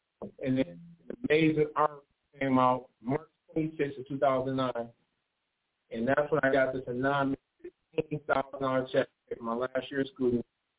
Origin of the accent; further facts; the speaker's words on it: Pontiac, Michigan, United States; So growing up in Pontiac, as you all know, we didn't have the most finances.